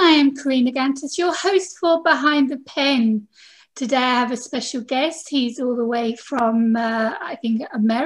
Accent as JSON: {"language": "English", "region": "England", "country": "United Kingdom", "moved": "yes", "lives_now": "Corfu, Greece", "said": "I'm from England"}